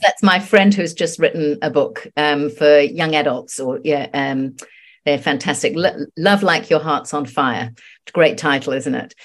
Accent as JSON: {"language": "English", "region": "England", "country": "United Kingdom", "tie": "born or raised there", "moved": "as an adult", "lives_now": "New Zealand", "said": "I'm actually English, and I've lived in New Zealand for thirty-six years, but I come back very regularly. My mother lives here, and I've got loads of, of friends still, um, all my old school friends."}